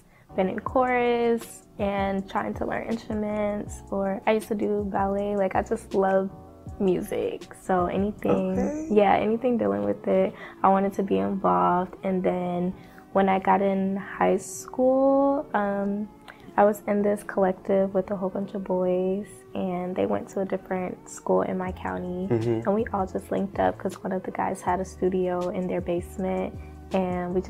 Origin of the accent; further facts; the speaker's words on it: Atlanta, Georgia, United States; also born or lived in Douglasville, Georgia; I'm actually from Atlanta